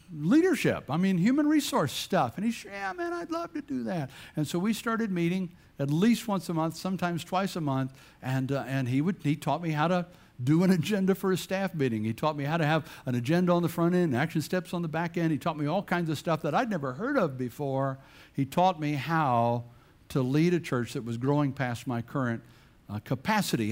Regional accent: Bladenboro, North Carolina, United States; moved away; also born or lived in Chesapeake, Virginia; I grew up in Bladenboro, North Carolina, which is a town smaller than way smaller than this church

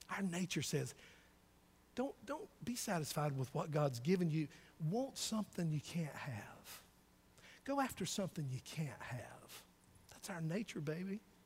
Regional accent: the South, United States; born or raised there

